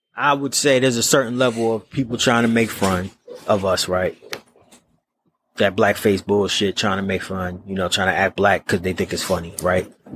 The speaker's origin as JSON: {"language": "English", "region": "New York", "country": "United States", "accent": "New York", "moved": "yes", "said": "when I go back to New York, I sound like I'm from New York"}